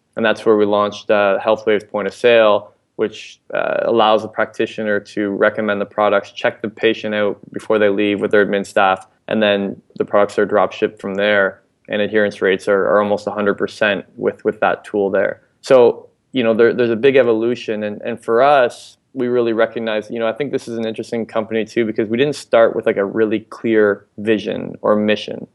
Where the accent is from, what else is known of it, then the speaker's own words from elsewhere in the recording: London, Ontario, Canada; also born or lived in Ottawa; Originally from London, Ontario, actually throughout, throughout high school